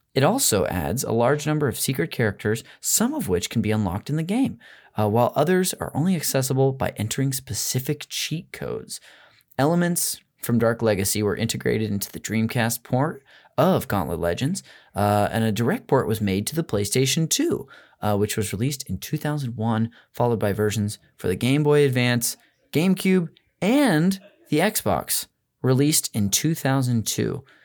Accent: Modesto, California, United States; I'm from Modesto, which is a town up north in the Central Valley

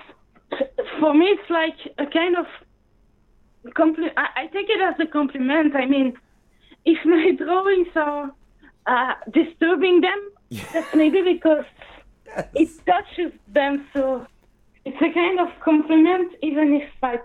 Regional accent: Belgium; first language French; English is a second language; I was raised in Belgium.

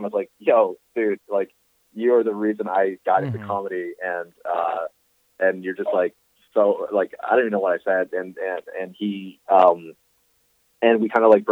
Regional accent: Northeast Pennsylvania, United States; also born or lived in Brooklyn, New York; eventually most of my upbringing was in the Northeast Pennsylvania

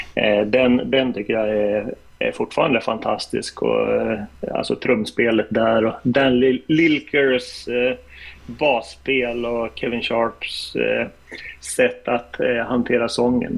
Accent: Norrland, Sweden; moved away; när jag bodde hemma i Norrland

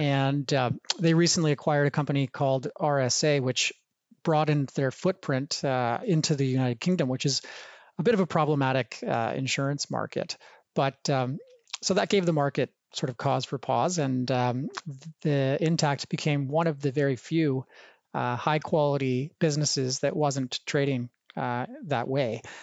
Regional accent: Banff, Alberta, Canada; growing up in the, the heart of the Rocky Mountains in a, a small town called Banff, Alberta

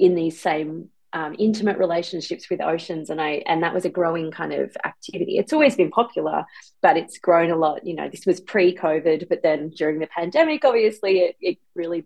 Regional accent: Byron Bay, New South Wales, Australia; I grew up in Byron Bay, and I learned to swim in the Byron Bay pool

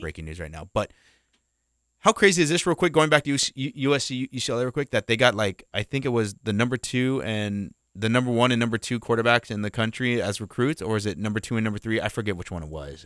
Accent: Riverside, California, United States; when I was growing up in Riverside

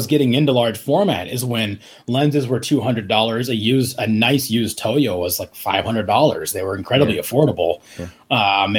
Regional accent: Estes Park, Colorado, United States; moved away as an adult; also born or lived in Phoenix, Arizona; I grew up in Estes Park, which is a small mountain town in Colorado, right next to Rocky Mountain National Park. So I lived there from when I was 9 to 18.

